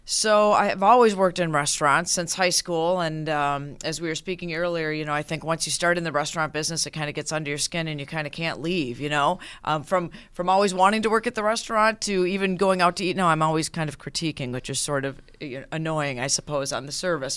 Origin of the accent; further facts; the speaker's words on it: Minneapolis, Minnesota, United States; now in Western New York, United States; I am actually originally from Minneapolis